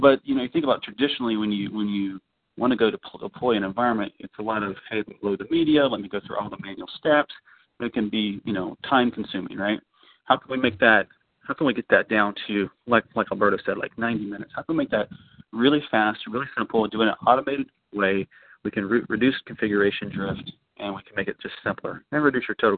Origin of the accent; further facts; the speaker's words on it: Orlando, Florida, United States; I'm from Orlando